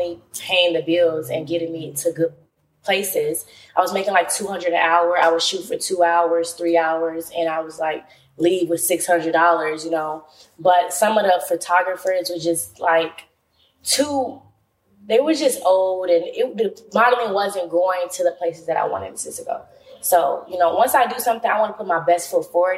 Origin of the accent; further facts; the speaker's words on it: Indiana, United States; also born or lived in Chicago, Illinois; now in Los Angeles, United States; I'm from Chicago originally. I grew up in Indiana. I moved to Chicago